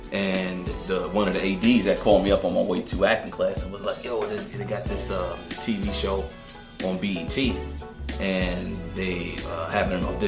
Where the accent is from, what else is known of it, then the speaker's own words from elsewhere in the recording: New York, United States; growing up in New York when hip hop first came out